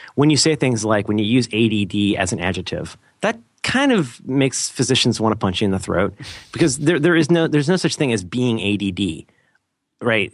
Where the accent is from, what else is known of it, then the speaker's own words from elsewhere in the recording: Ohio, United States; also born or lived in Florida; now in San Francisco, United States; I'm originally from Ohio